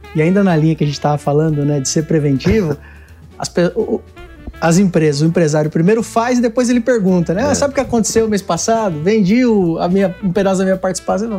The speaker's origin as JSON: {"language": "Portuguese", "town": "Itapevi", "region": "São Paulo", "country": "Brazil", "said": "Eu sou de aqui da, da Grande São Paulo, região metropolitana Itapevi."}